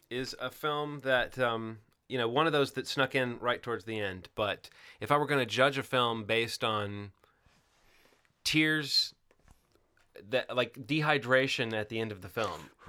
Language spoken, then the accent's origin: English; the South, United States; even as someone growing up in the South, and I've always been like a great advocate of the South and an apologist for the South